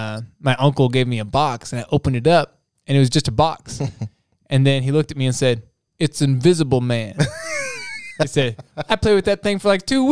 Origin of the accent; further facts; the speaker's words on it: Springfield, Missouri, United States; I'm from Springfield, Missouri.